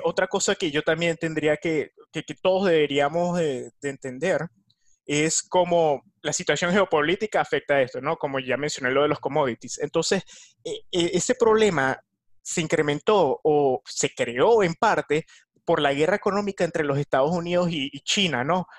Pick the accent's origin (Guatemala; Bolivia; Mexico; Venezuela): Venezuela; de Venezuela